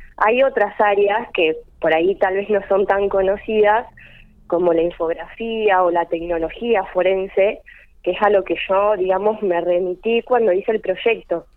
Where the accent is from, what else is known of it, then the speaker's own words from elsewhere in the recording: Carlos Tejedor, Buenos Aires Province, Argentina; moved away as an adult; now in González Moreno, Argentina; Soy de Carlos Tejedor